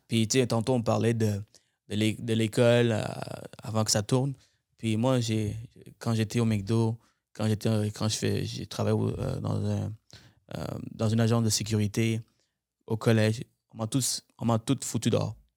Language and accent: French; Montreal, Quebec, Canada; now in Laval, Canada; Je viens de Montréal, moi. J'habitais euh, plusieurs années. Toute mon enfance, j'ai passé à Montréal.